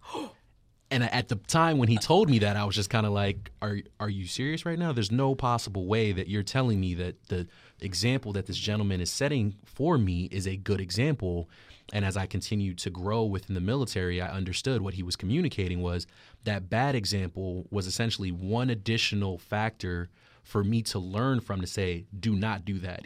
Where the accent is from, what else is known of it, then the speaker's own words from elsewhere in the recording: New York City, New York, United States; moved away; originally from Queens, New York